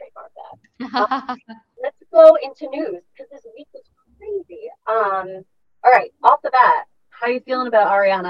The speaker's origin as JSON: {"language": "English", "region": "New York", "country": "United States", "said": "I'm from New York too"}